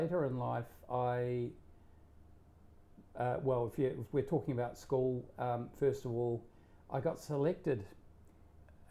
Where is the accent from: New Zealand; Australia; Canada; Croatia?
New Zealand; South Island; moved away; growing up in New Zealand, five siblings and mother, father. So there was a lot of outdoor activity. And so we lived in the South Island of New Zealand